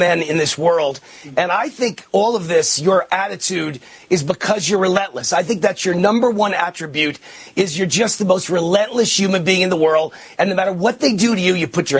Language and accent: English; New York, United States; now in Las Vegas, United States; that's my adopted hometown. You know, I'm a New Yorker